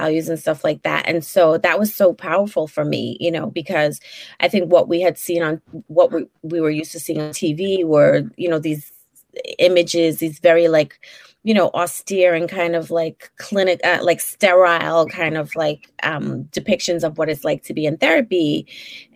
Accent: Brooklyn, New York, United States; accent: Brooklynite; So I'm originally from Brooklyn. I still live in Brooklyn. I've basically lived in Brooklyn my whole life

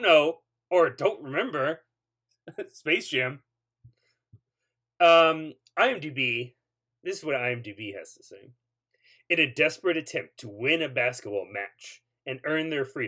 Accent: Houston, Texas, United States; I was born and raised in Houston

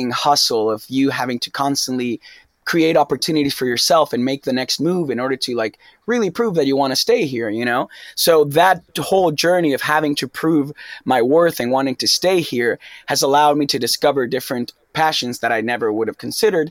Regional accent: Argentina; English is a second language; moved away as an adult; also born or lived in New York; now in Los Angeles, United States; I came out from Argentina to LA to study acting

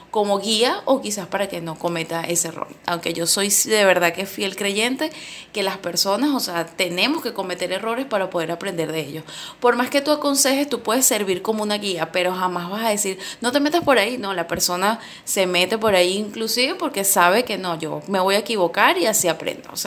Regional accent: Venezuela; Yo, por, por ejemplo, estoy viviendo todavía acá en mi país, Venezuela

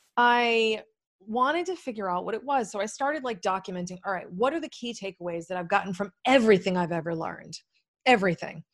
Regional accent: New England, United States; moved away as an adult; now in Maui, United States; I'm a really cynical, pragmatic New Englander

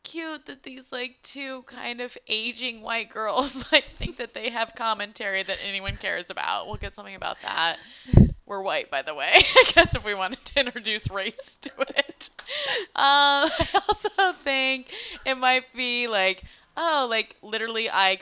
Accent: Colorado, United States; now in San Francisco, United States; I'm from Colorado

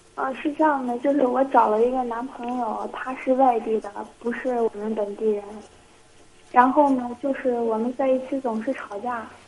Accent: Qingdao, Shandong, China; 我是青岛人

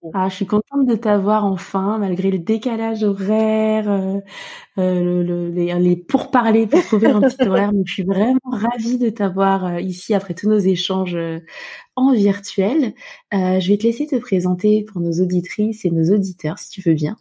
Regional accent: France; moved away as an adult; also born or lived in Norway; now in Dublin, Ireland; on parle français, on vient de France.

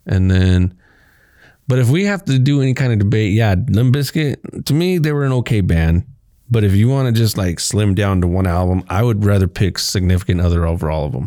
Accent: Kansas, United States; also born or lived in Texas / Garden City, Kansas / Liberal, Kansas; I moved from Texas in fourth grade to fifth grade to Kansas

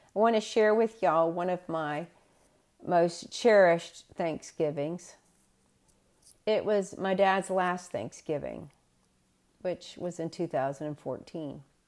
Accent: the South, United States; moved away as an adult; also born or lived in New Bedford, Massachusetts; being a Southerner

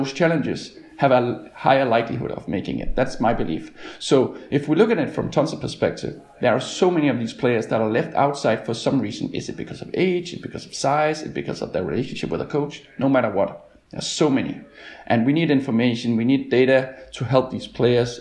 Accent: Denmark; I'm from Denmark

